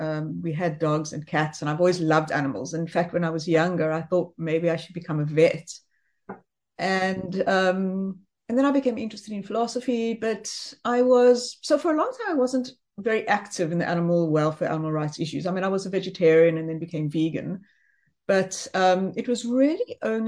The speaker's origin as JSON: {"language": "English", "country": "South Africa", "also_born_or_lived": "Johannesburg, South Africa / New Jersey, United States", "lives_now": "Cape Town, South Africa", "said": "I am South African"}